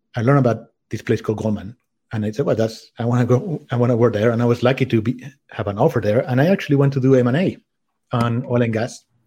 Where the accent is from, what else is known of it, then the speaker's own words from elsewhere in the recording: Spain; moved away as an adult; also born or lived in France / Czech Republic / United States / London; I grew up in Spain, but I have lived in five different countries.